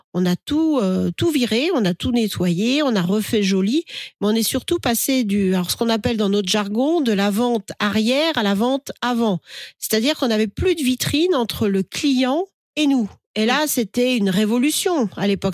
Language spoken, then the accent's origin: French; the West, western France, France; je viens de l'Ouest, hein, parce que j'ai été élevé au camembert